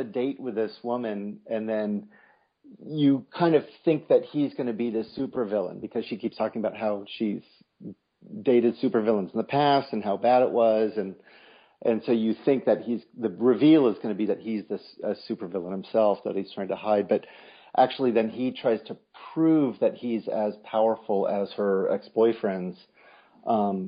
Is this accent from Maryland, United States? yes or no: no; Berkeley, California, United States; I grew up in Berkeley.